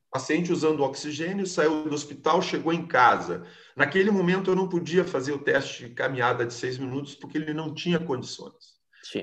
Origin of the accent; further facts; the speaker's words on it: Alegrete, Rio Grande do Sul, Brazil; moved away; nos mais recantos, cantos do Rio Grande, lá no Alegrete, onde eu me criei, que eu tenho uma saudades enorme